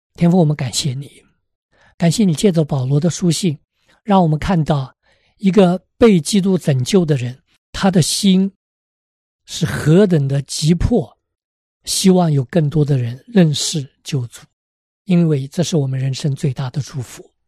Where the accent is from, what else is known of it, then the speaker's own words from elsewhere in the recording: China; 我们中国人